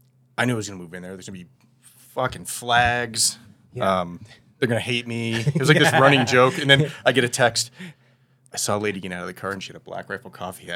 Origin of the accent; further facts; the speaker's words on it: Illinois, United States; also born or lived in California; now in Utah, United States; I was in California for 10 years via Illinois. I grew up in Illinois. And so I was moving to Utah.